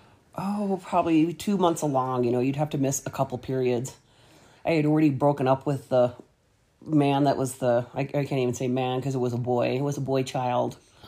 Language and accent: English; Illinois, United States; moved away; also born or lived in Colorado; I grew up in Illinois in a little farming town and then moved to Colorado in 1970 to another really little town outside the Denver metro area.